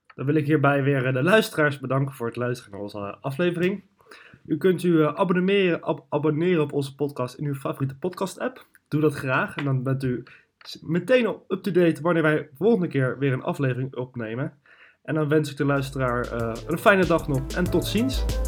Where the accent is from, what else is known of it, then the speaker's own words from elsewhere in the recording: Netherlands; wij als Nederlanders